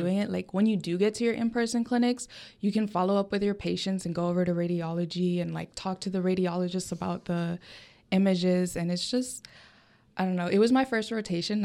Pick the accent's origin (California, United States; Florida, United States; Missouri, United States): Florida, United States; Coconut Creek; my hometown is down in South Florida, for a small, smaller city called Coconut Creek